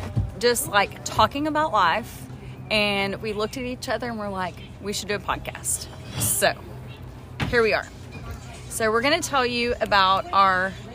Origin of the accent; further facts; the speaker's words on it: Edgewood, Texas, United States; A little tiny town America called Edgewood.